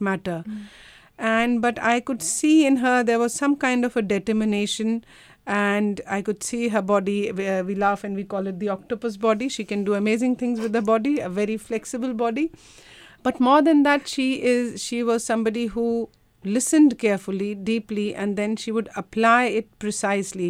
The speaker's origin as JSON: {"language": "English", "country": "India", "moved": "yes", "lives_now": "Australia", "said": "I come from India"}